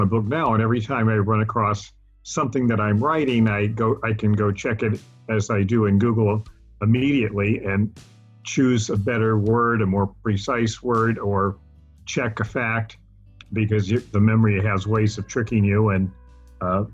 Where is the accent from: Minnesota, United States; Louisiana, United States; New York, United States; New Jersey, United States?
Louisiana, United States; moved away; also born or lived in Italy; I was born and raised in Louisiana